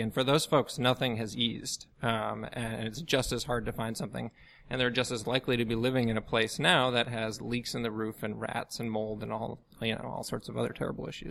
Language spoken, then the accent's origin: English; outside Chicago, Illinois, United States; moved away as an adult; also born or lived in Washington, D.C. / New York / Massachusetts; now in New Orleans, United States; I grew up outside Chicago